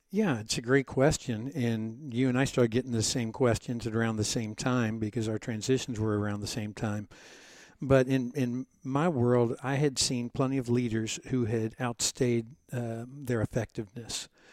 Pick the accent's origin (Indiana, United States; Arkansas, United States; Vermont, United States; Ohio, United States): Ohio, United States; Cincinnati; I grew up in Cincinnati, Ohio, about 10 minutes away from you.